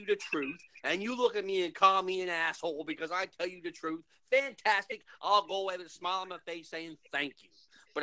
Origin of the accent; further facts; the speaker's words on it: St. Anthony, Newfoundland and Labrador, Canada; in my hometown, There is no armed robberies